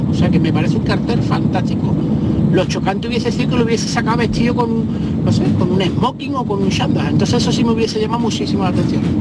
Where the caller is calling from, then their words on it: Huelva, Andalusia, Spain; Buenas tardes, Mariló y compañía. Soy … de Huelva.